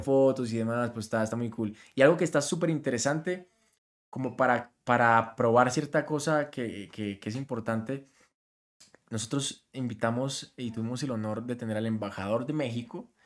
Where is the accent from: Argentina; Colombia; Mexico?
Colombia; canto música regional, siendo colombiano